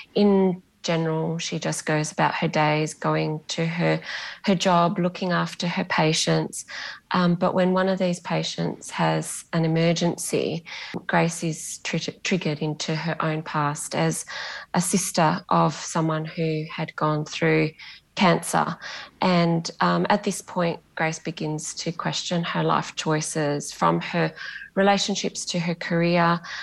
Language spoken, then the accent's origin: English; Bunbury, Western Australia, Australia; first language Greek; English is a second language; moved away; also born or lived in Perth; I'm from Bunbury and I've lived in Perth.